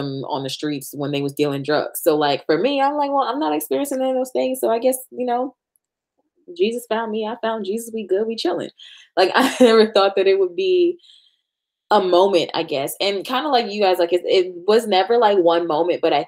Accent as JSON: {"language": "English", "region": "New York", "country": "United States", "said": "we're from New York"}